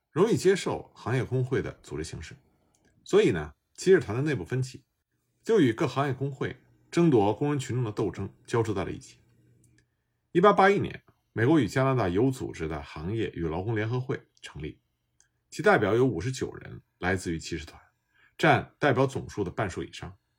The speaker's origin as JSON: {"language": "Chinese", "country": "China", "said": "我们中国人所熟知的五一劳动节"}